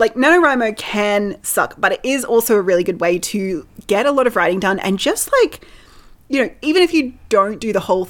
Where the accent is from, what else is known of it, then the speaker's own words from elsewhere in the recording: Australia; we are Australian